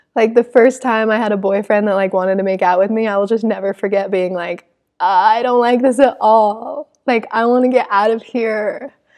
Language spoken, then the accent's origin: English; Salt Lake City, Utah, United States; growing up in Salt Lake City